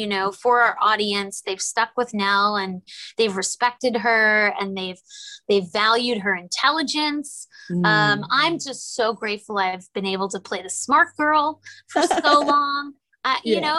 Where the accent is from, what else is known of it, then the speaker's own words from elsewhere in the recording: New York, United States; I'm a New Yorker